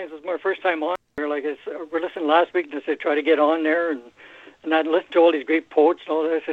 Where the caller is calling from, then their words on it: Edmonton, Alberta, Canada; Oh yeah, I'm up here. Uh, I live outside Edmonton, Alberta, Canada.